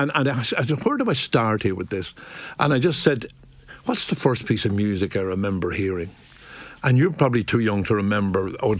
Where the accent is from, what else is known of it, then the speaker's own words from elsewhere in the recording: Ballyshannon, Ulster, Ireland; also born or lived in Drumshanbo; my childhood in Ballyshannon. It was just a wonderful place to grow up.